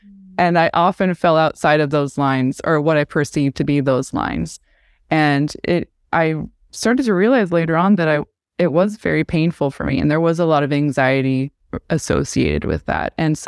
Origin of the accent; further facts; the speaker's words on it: West Jordan, Utah, United States; So I grew up in a Mormon community. I grew up in West Jordan, Utah